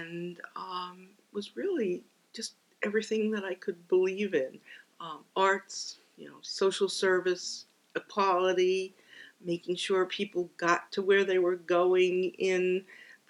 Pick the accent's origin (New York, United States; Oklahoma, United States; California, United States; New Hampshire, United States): New York, United States; New York City; Born and raised in the Bronx